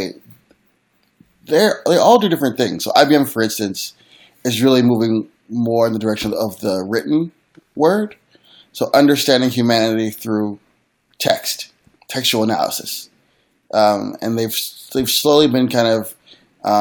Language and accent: English; Philadelphia, Pennsylvania, United States; I'm from Philly